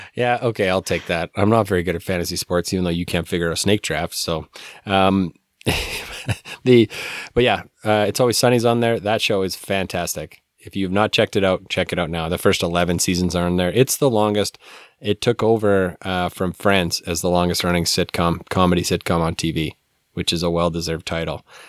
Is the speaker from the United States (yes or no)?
no; Calgary, Alberta, Canada; when I was growing up in Calgary